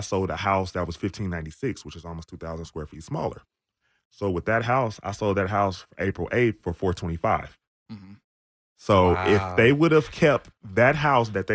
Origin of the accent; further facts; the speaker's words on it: Austin, Texas, United States; I'm from Austin